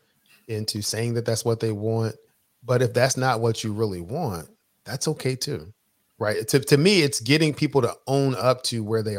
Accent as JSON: {"language": "English", "town": "Philadelphia", "region": "Pennsylvania", "country": "United States", "tie": "born or raised there", "said": "originally I'm from Philadelphia, grew up, in the inner city of Philadelphia."}